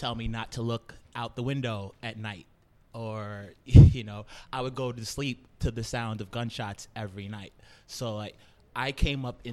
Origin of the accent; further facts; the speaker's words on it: New York City, New York, United States; born and raised in Brooklyn. I'm from a little neighborhood called East New York